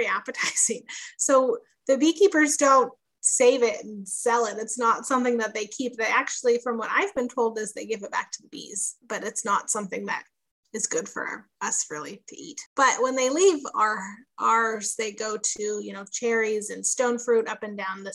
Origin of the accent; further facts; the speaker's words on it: Chico, California, United States; I grew up in Chico, California, which is a small little town about an hour and a half north of Sacramento